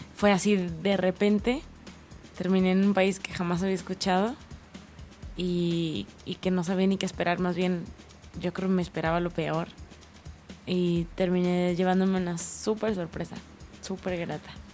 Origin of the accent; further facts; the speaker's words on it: Tijuana, Baja California, Mexico; Donde yo crecí en Tijuana, o sea, hay mar.